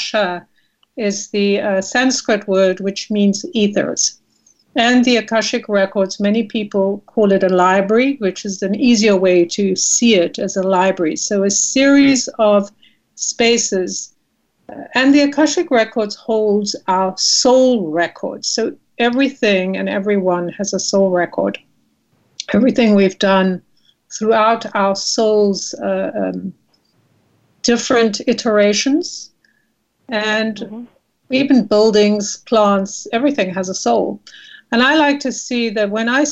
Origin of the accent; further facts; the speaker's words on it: South Africa; moved away as an adult; now in United States; I was born and raised in South Africa. I came to America as a visitor and landed up staying